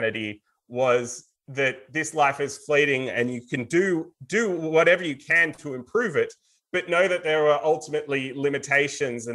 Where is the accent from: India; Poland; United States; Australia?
Australia